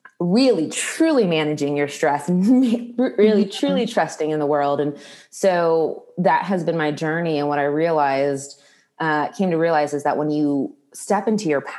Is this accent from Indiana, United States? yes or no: yes; Indianapolis, Indiana, United States; moved away as an adult; also born or lived in Washington, District of Columbia, United States; I moved back to my hometown of Indianapolis